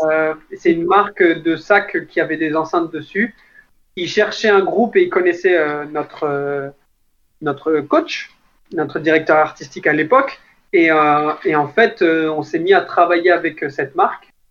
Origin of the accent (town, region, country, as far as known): France